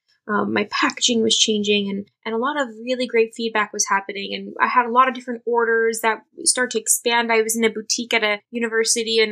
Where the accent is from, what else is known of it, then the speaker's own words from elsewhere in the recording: New York City, New York, United States; I was born and raised in New York City